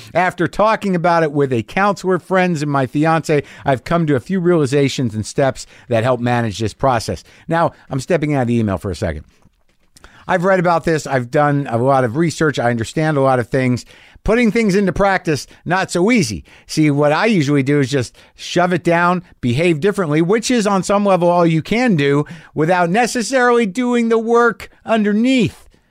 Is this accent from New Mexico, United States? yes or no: yes; Albuquerque, New Mexico, United States; moved away; my hometown of Albuquerque, New Mexico